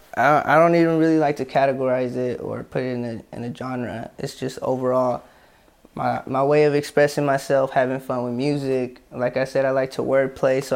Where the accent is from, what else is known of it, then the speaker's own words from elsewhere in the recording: Tracy, California, United States; Well, I'm from Tracy.